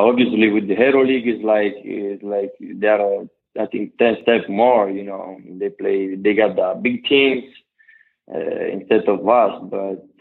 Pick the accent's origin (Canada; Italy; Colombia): Italy; Sassari, Sardinia; I was so happy to come back, you know, because it was my hometown